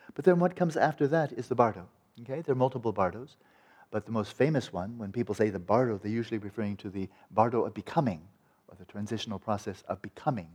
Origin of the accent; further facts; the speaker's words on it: California, United States; I'm from California